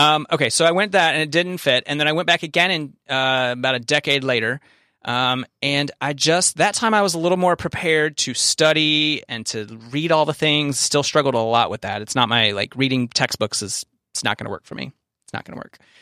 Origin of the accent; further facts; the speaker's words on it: the South, United States; we're both from the South.